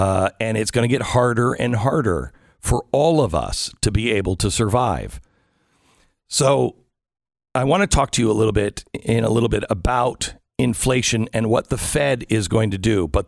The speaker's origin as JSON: {"language": "English", "region": "Pacific Northwest", "country": "United States", "tie": "born or raised there", "said": "I grew up in the Pacific Northwest, so I'm used to that kind of weather and everything else."}